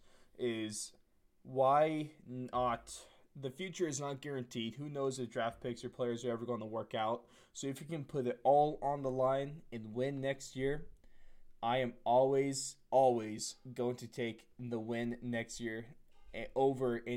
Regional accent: United States; an American-born

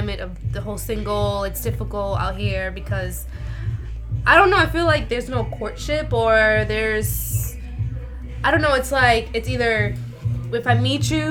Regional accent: Boston, Massachusetts, United States; moved away; also born or lived in South Carolina; I'm originally from Boston, then I moved to South Carolina in 2006, and then in end of January of this year, I just moved back to Boston

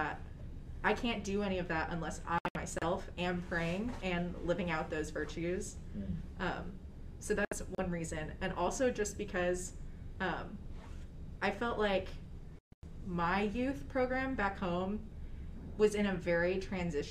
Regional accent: Fort Worth, Texas, United States; I'm from the Fort Worth Diocese, so we do our confirmation our sophomore year

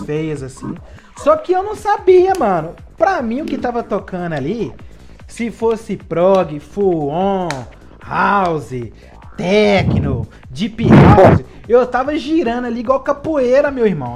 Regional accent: Belo Horizonte, Minas Gerais, Brazil; Eu sou aqui da cena mineira, de Belo Horizonte

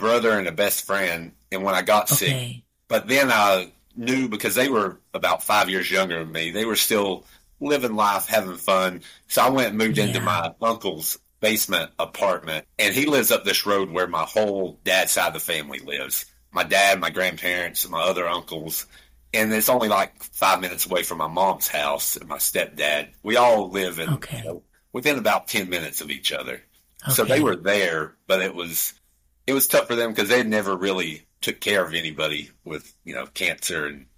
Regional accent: Canton, North Carolina, United States; accent: Appalachian; I'm about 25 minutes west of there in a super small town called Canton, North Carolina

